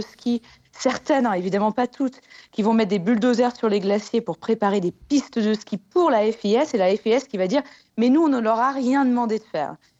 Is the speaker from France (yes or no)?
yes; Annecy, Auvergne-Rhône-Alpes, France; je viens d'Annecy en Haute-Savoie